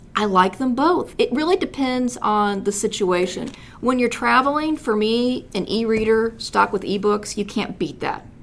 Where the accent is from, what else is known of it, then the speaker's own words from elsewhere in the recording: Southern Illinois, United States; also born or lived in Paducah, Kentucky / California; now in Fort Wayne, United States; I'm a native Southern Illinoisan